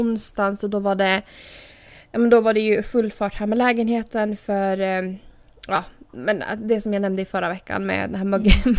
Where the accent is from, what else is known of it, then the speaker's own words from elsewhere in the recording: Åland Islands; moved away as an adult; also born or lived in Turku; now in United States; jag flyttade från Åland